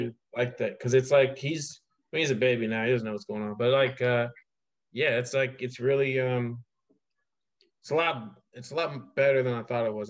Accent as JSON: {"language": "English", "region": "Ohio", "country": "United States", "moved": "yes", "lives_now": "New York, United States", "said": "I was like Ohio"}